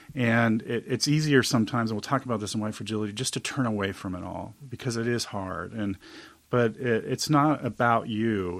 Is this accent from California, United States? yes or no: yes; Huntington Beach, California, United States; me being born and growing up in Huntington Beach.